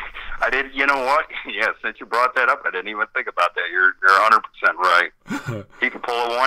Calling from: Cleveland, Ohio, United States; This is …. It's … from Cleveland, buddy.

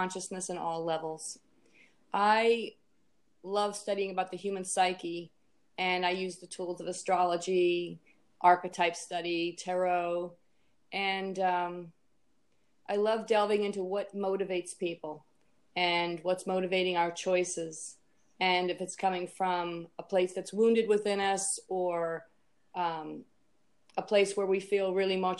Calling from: Annapolis, Maryland, United States; I'm calling in from Annapolis, Maryland

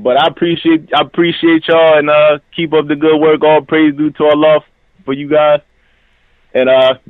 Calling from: Erie, Pennsylvania, United States; I'm from Erie, Pennsylvania.

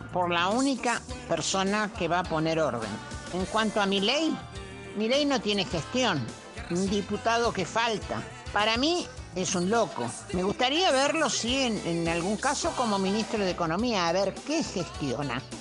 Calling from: Buenos Aires, Argentina; barrio de Congreso.

